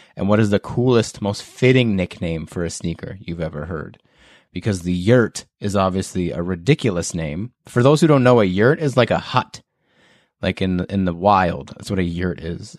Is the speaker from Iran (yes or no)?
no; Canada; as a Canadian